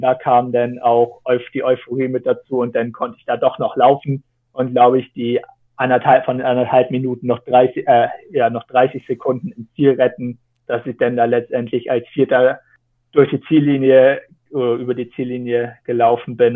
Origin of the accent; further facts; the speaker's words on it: Kiel Canal area, Rendsburg, Schleswig-Holstein, Germany; ich bin da halt aufgewachsen